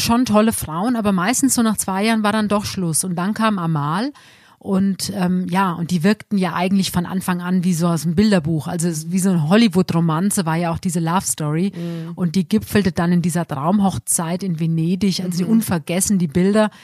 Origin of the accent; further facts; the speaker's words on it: Germany; bei uns in Deutschland